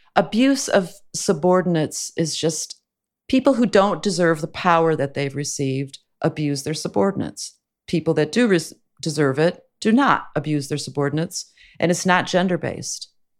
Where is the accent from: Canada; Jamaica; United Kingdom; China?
Canada; now in United States; I don't need health insurance. I'm Canadian. In Canada, it's paid for.